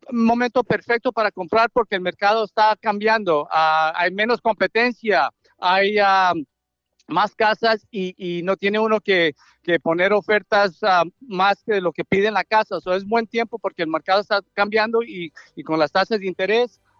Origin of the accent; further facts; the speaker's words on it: Colombia; ¿De dónde? Yo soy de Colombia, hermano.